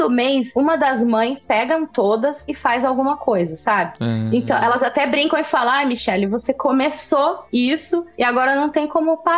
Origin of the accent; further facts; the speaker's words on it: Brazil; moved away as an adult; now in Sweden; porque sabe que eu vim do Brasil, que é um país quente e que as pessoas são diferentes, são mais calorosas.